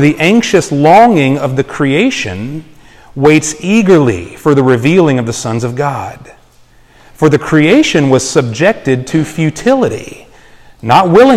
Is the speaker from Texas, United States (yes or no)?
yes; Texas, United States; moved away; I'm from Texas